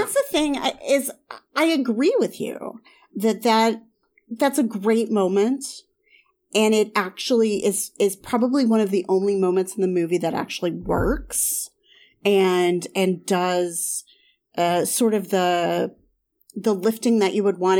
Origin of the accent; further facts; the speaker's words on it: the South / Southern Midwest, United States; I, I grew up in the South. I grew up kind of in the, the Southern Midwest.